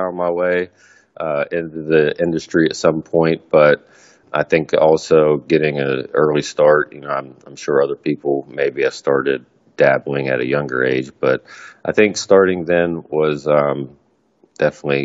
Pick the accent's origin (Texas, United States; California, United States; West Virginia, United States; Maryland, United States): West Virginia, United States; Morgantown; I grew up in Morgantown, West Virginia